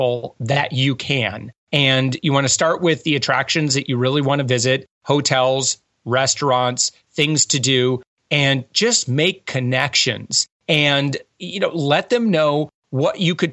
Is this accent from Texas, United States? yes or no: no; West Michigan, United States; moved away; also born or lived in Hawaii; I'm from West Michigan.